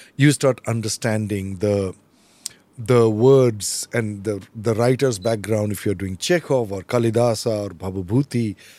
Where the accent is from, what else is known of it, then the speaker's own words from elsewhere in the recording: Goalpara, Assam, India; moved away as an adult; also born or lived in Delhi; I'm from Gwalpar